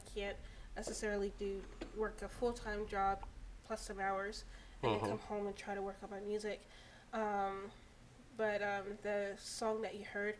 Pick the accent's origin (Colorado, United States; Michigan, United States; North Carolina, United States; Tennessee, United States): North Carolina, United States; Fayetteville; also born or lived in Virginia; Growing up in Fayetteville, my mom was super religious.